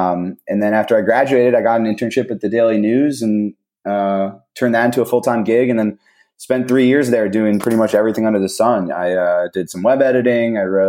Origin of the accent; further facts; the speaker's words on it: New Canaan, Connecticut, United States; moved away as an adult; also born or lived in Maryland; now in Jacksonville, United States; I'm from New Canaan, Connecticut, which is a suburb of New York City, about an hour north of the city, obviously, in Connecticut. Grew up around there